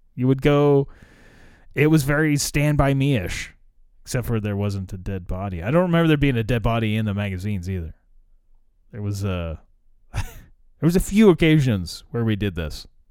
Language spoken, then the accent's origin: English; United States; I probably could have gone to Russia as an American